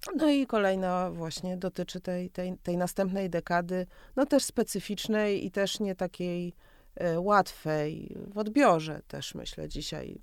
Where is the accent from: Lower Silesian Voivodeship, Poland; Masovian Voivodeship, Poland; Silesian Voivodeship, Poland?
Masovian Voivodeship, Poland; Warsaw; jako warszawianka